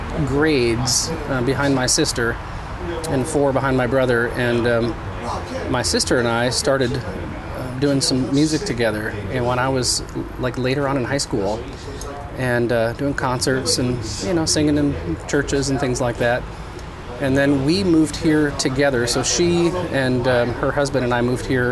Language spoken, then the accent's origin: English; Glenwood, Minnesota, United States; now in Hendersonville, United States; I grew up in a little town in Minnesota called Glenwood, and it's about 100 miles northwest of Minneapolis